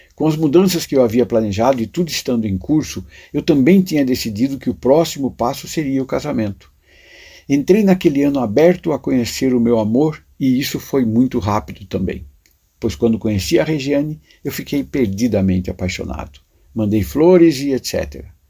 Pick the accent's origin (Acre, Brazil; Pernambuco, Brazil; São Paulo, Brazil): São Paulo, Brazil; Buri; Na primeira passagem eu tinha oito anos, vivia na cidade de Buri, onde nasci.